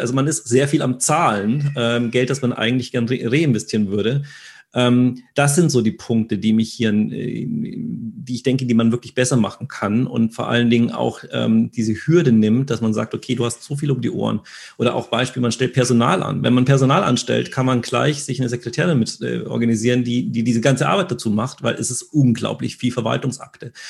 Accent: Germany; wir sind sehr rational als Deutsche

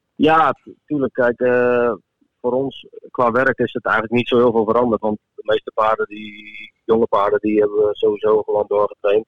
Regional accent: Netherlands; ik ben een Nederlander

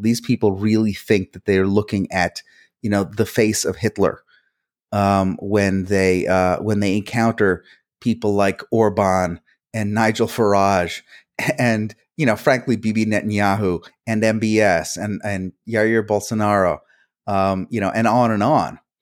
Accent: New Jersey, United States; first language Hungarian; English is a second language; I was born in New Jersey

